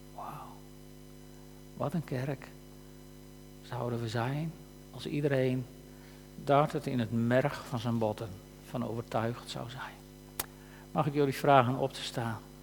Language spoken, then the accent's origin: Dutch; Frisians, Friesland, Netherlands; wij als Friesen